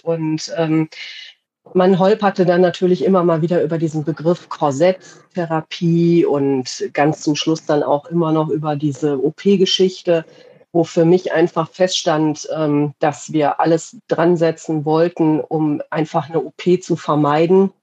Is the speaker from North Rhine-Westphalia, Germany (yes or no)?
yes; Radevormwald, North Rhine-Westphalia, Germany; aus Rade vom Wald äh, in Deutschland, in NRW.